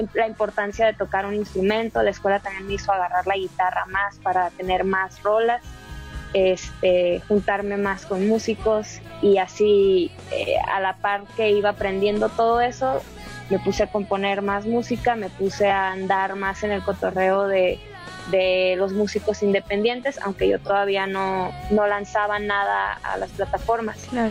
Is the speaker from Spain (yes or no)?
no; Baja California Sur, Mexico; moved away as an adult; now in Mexico City, Mexico; Baja California Sur, de donde yo soy